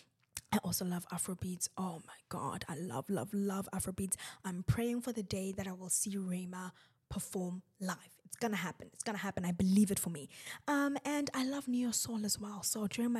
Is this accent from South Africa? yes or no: yes; South Africa; I am South African